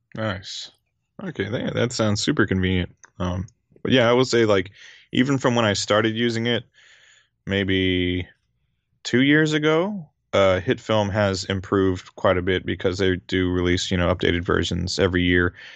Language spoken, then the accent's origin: English; Louisiana, United States; moved away as an adult; now in Japan; I grew up in Louisiana. I grew up on, like, Southern cooking and, uh, Cajun food in particular.